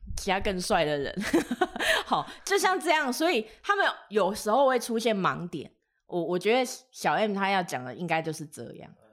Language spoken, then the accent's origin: Chinese; Tainan, Taiwan; 我是台南人，所以我台语应该算是OK